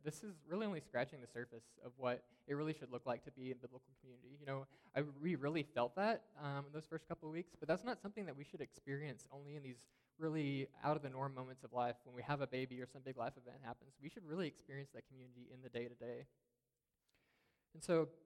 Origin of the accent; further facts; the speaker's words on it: the South, United States; moved away; we're also from the South, Alyssa and I are originally